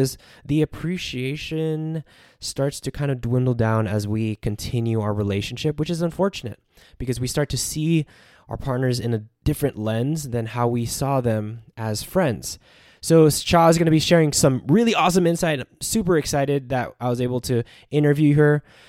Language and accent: English; United States; I was born and raised. So my parents are, like, they were born and raised in the Philippines.